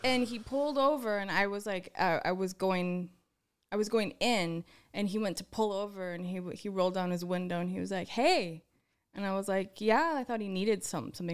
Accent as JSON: {"language": "English", "region": "East Texas", "country": "United States", "tie": "born or raised there", "also_born_or_lived": "Wisconsin", "moved": "yes", "said": "I grew up in East Te-, Texas"}